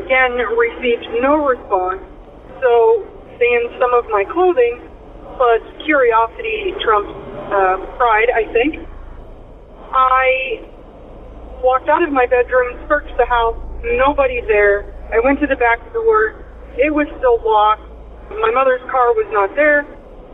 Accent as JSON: {"language": "English", "region": "Illinois", "country": "United States", "said": "I am from Illinois"}